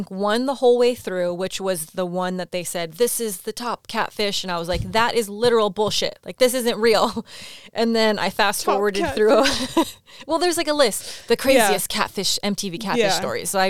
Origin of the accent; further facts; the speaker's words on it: Nigeria; I'm from Nigeria.